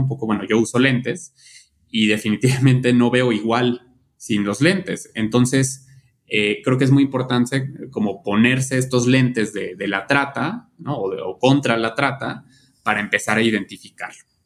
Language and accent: Spanish; Mexico